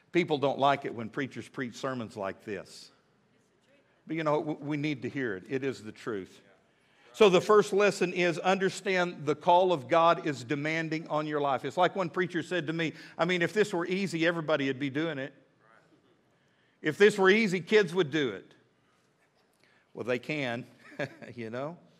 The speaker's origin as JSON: {"language": "English", "town": "Midland", "region": "Texas", "country": "United States", "tie": "born or raised there", "moved": "yes", "lives_now": "Fort Smith, United States", "said": "I grew up in Midland, Texas"}